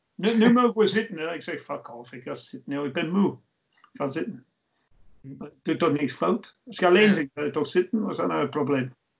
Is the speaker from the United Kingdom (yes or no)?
yes; England, United Kingdom; now in Belgium; ik ben een Engelsman